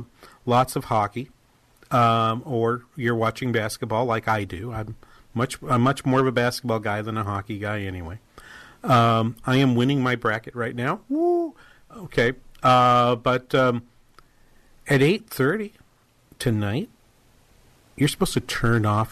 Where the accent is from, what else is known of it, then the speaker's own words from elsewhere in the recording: Boston, Massachusetts, United States; I grew up in New England